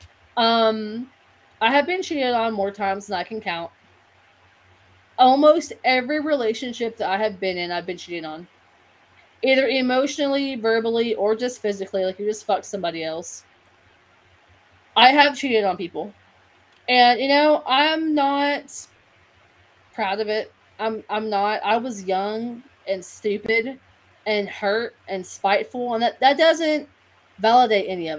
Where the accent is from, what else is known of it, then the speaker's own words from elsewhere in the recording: Kentucky, United States; I'm from Kentucky